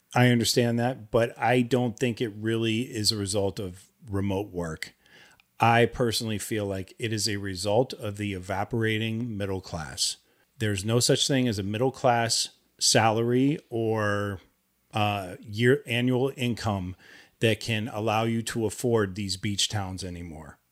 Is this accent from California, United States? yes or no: yes; Los Angeles, California, United States; we're from Los Angeles